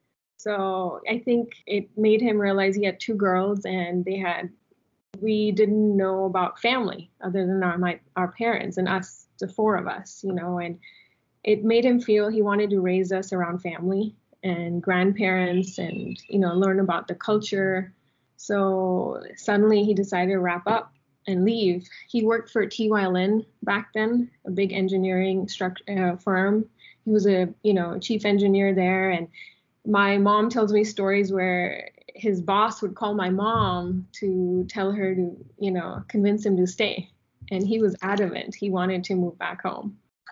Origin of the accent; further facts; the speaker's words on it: Las Vegas, Nevada, United States; cricket with friends growing up in Vegas, followed cricket regularly